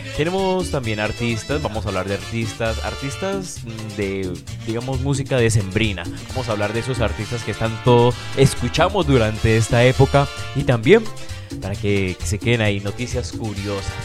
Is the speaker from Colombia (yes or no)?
yes; Cali, Valle del Cauca, Colombia; aquí estamos de locales